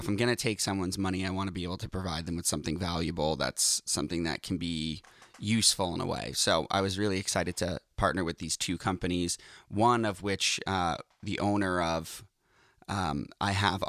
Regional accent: Boston, Massachusetts, United States; now in Los Angeles, United States; Yep, I'm Boston.

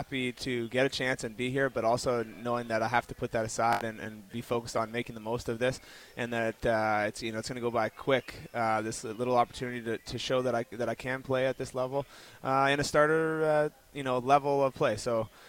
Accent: Toronto, Ontario, Canada; now in Vancouver, Canada; I grew up in Toronto

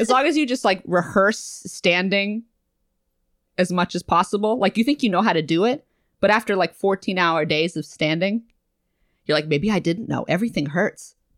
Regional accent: New England, United States; moved away as an adult; also born or lived in Massachusetts; now in New York, United States; I'm from New England

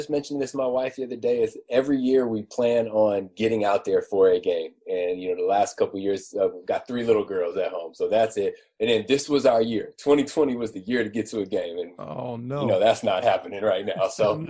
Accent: California, United States; I'm a California guy, born and raised in California

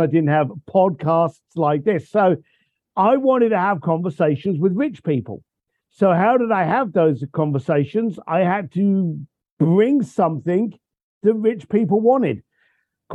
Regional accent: London, United Kingdom; I was born a bricklayer in London.

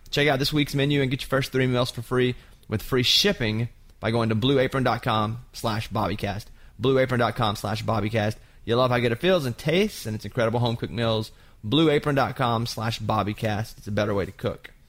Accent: Arkansas, United States; moved away; also born or lived in Austin, Texas; I grew up in Arkansas

